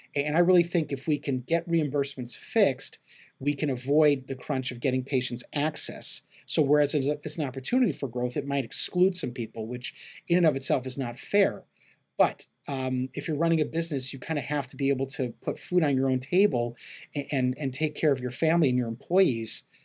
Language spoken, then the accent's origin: English; Chicago, Illinois, United States; also born or lived in Cleveland, Ohio / Phoenix, Arizona; now in Los Angeles, United States; I grew up in Chicago and um, I live right now in Los Angeles, California